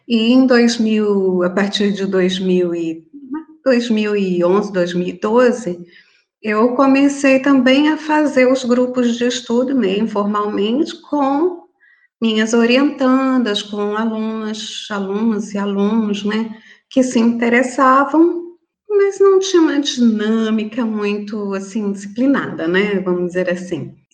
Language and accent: Portuguese; Florianópolis, Santa Catarina, Brazil; moved away; eu sou natural de Florianópolis